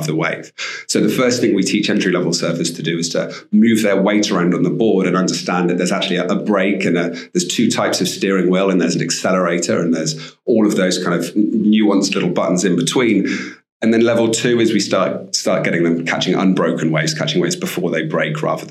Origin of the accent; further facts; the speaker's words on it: Bristol, South West England, United Kingdom; moved away as an adult; also born or lived in Cornwall; now in Costa Rica; I grew up in Bristol, actually, and I used to spend my summers in Cornwall